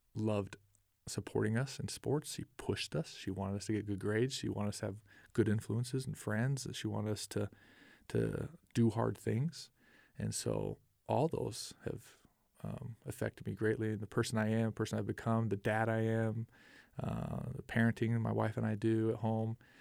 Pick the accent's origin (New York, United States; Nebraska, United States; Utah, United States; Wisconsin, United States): Utah, United States; Orem; we grew up in Orem, and I attended Mountain View High School